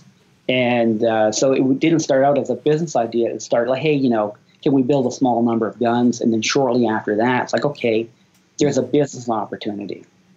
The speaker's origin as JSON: {"language": "English", "country": "Canada", "tie": "born or raised there", "moved": "as an adult", "lives_now": "United States", "said": "I grew up in Canada, and you know, when I moved to the U.S., married an American"}